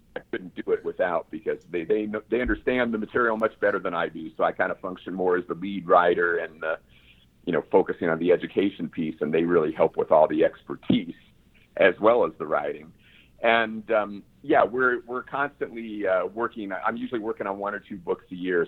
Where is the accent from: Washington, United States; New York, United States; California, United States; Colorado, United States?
California, United States; San Diego; I grew up primarily in San Diego